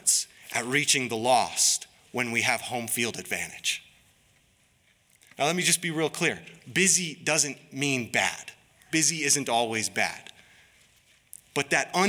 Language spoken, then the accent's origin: English; Harlem, United States; moved away; I'm from Harlem